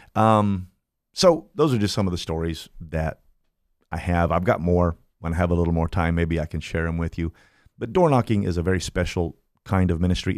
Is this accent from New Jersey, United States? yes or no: no; Kokomo, Indiana, United States; moved away as an adult; now in Fort Myers, United States; I'm from Indiana. I am from, um, a little town called Kokomo, Indiana, a very special place